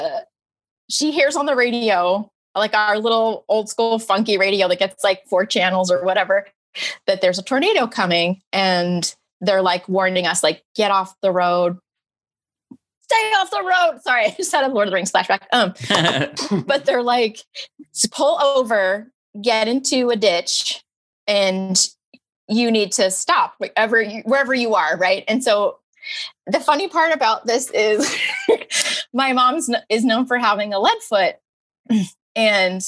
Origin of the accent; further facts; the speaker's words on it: Monterey, California, United States; I grew up in Monterey